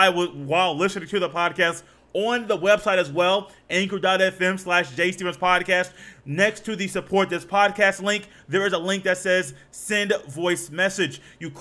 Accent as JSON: {"language": "English", "region": "Indiana", "country": "United States", "said": "Let's go ahead and take a trip to the Bay, because I'm from Indiana."}